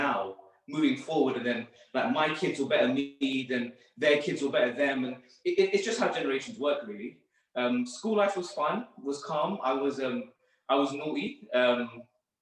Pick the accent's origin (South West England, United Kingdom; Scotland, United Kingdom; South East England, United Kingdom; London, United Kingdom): London, United Kingdom; I grew up in Northwest London